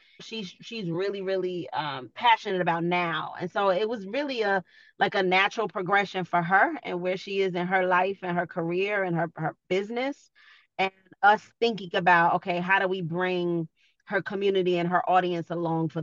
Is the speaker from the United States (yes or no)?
yes; New York City, New York, United States; I'm from Queens. You know, I grew up in an inner city.